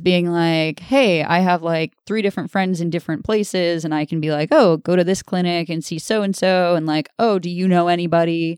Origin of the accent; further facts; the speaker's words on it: Orillia, Ontario, Canada; I'm from Aurelio